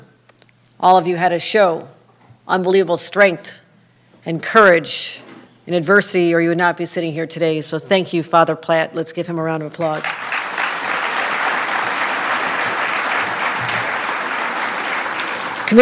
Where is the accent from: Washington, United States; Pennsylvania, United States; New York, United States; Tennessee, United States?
New York, United States; Buffalo; it's been a really tough year for my hometown.